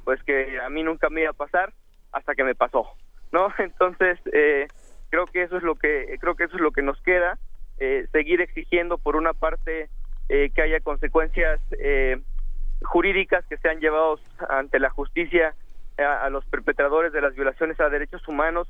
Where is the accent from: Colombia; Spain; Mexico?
Mexico